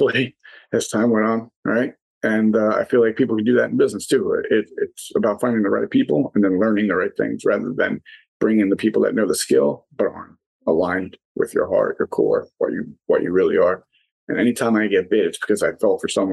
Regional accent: New York City, New York, United States; moved away as an adult; now in Delaware, United States; I'm originally from New York City, not West Virginia, but I now live in a place called Delaware

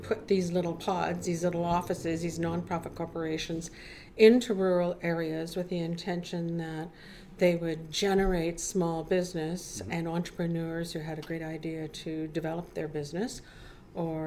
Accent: Toronto, Ontario, Canada; also born or lived in Dryden, Ontario; now in Chatham-Kent, Canada; I'm originally from Toronto, but I moved here from northwestern Ontario, Dryden, Ontario, to be specific

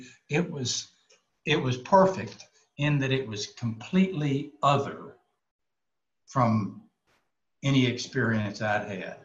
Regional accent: Jonesboro, Arkansas, United States; moved away as an adult; now in Dallas, United States; I am originally from Arkansas, grew up in Arkansas, spent my entire life until I was 60 in Arkansas, and then moved to Dallas

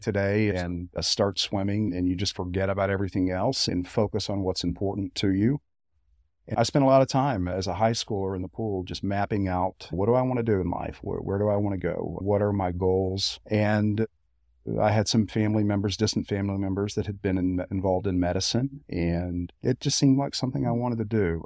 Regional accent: Sevier County, Tennessee, United States; born or raised there; also born or lived in Knoxville, Tennessee

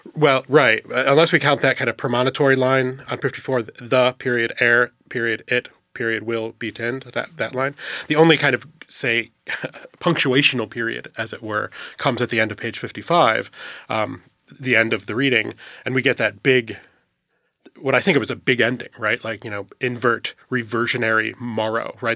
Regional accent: upstate New York, United States; I'm from upstate New York

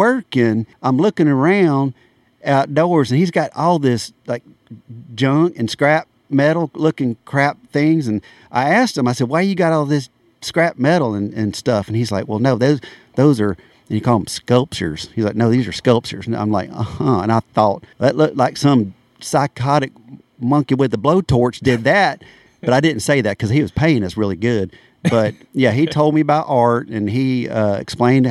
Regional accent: Conyers, Georgia, United States; from Conyers, Georgia, born and raised out there

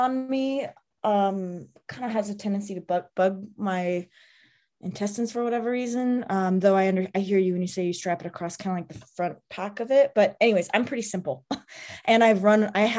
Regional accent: Southwest, United States; I'm from the desert, I'm from the Southwest

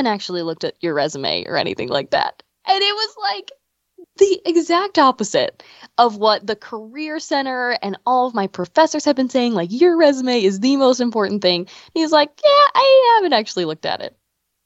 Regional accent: Pasadena, United States; I grew up in Pasadena with my parents and my brothers

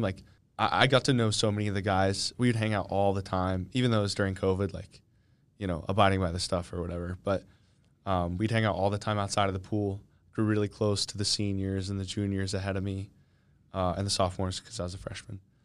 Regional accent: Kennett Square, Pennsylvania, United States; moved away as an adult; I'm from, um, Kennett Square, Pennsylvania.

